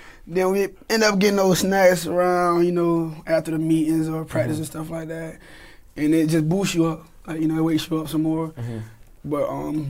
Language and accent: English; Florida, United States; moved away as an adult; also born or lived in Louisville; I'm from Florida, but I don't like the heat